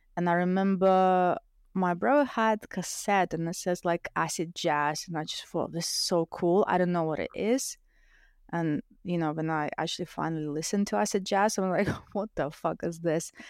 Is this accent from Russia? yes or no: yes; Russia; English is a second language; now in United Kingdom; I grew up in a single parent family